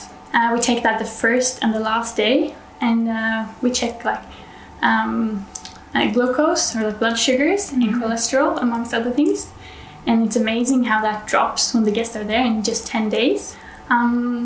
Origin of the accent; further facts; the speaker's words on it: Norway; I'm from Norway